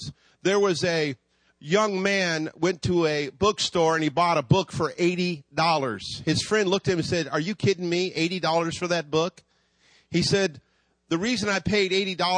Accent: Hayward, California, United States; also born or lived in Virginia; We moved from Virginia to California. We landed in Hayward. I grew up in Hayward

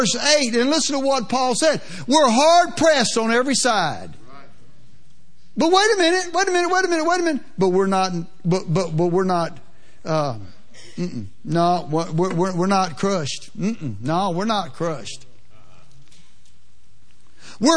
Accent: Louisiana, United States; I'm from Louisiana, a little more plain spoken than you guys are out here

